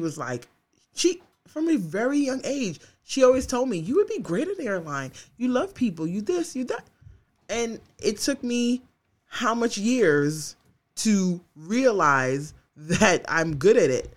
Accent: New York, United States; as a New Yorker

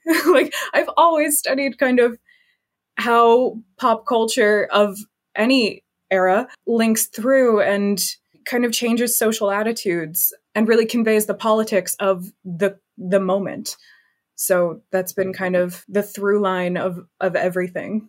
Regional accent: United States; moved away as an adult; now in United Kingdom; I am an American studying in the U K.

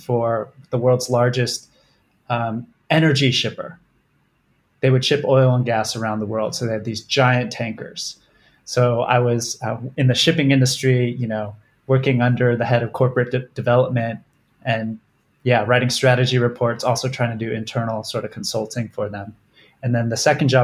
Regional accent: Southern California, United States; Southern California where I grew up

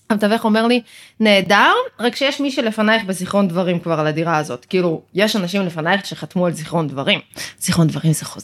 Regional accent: Ma'alot-Tarshiha, Northern District, Israel; התחלתי לעבוד בשוק בנהריה, במקור אני ממעלות. אה, כבר גרתי אז במרכז

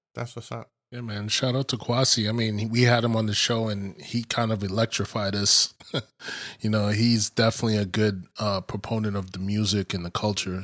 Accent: East Coast, United States; growing up on the East Coast

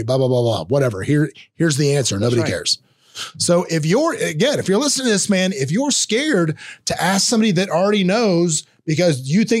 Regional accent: Florida, United States; accent: North Florida Southern; number one, my Southern accent they thought was hilarious. Because I had a very pronounced North Florida Southern accent when I was on that show.

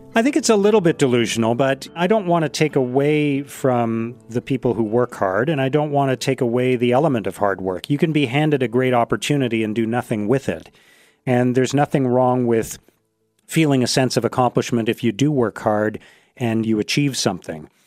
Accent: Canada; born in Canada, as I was

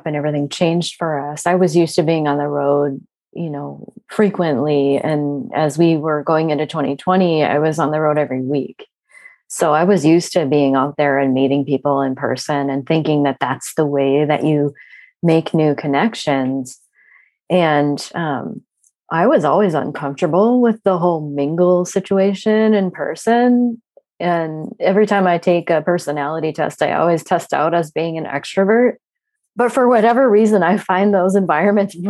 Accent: Minnesota, United States; I'm from Minnesota

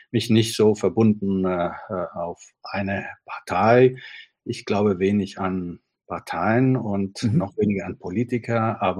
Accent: Italy; German is a second language; moved away as an adult; now in Berlin, Germany; bin Italiener, ich komme äh, nach Berlin zum ersten Mal vor über 30 Jahren.

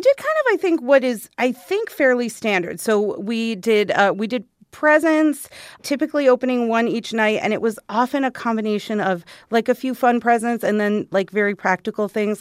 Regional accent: Arizona, United States; I grew up here in Arizona

